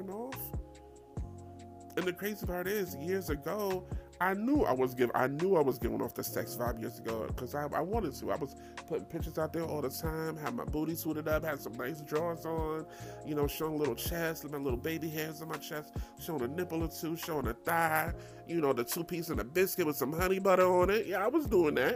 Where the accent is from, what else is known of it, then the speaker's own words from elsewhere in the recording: New York, United States; I'm from New York.